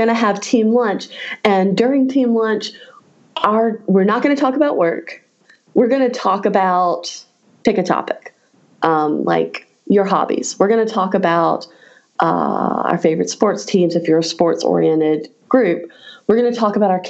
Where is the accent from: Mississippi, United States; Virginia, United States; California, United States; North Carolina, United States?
North Carolina, United States; Raleigh; in my hometown of Raleigh, North Carolina